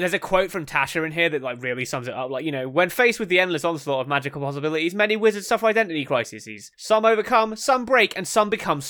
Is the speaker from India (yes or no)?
no; England, United Kingdom; I'm English.